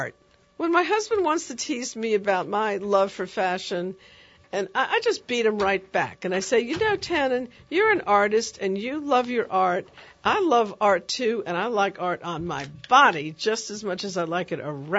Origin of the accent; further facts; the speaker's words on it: New York City, New York, United States; I grew up in the Bronx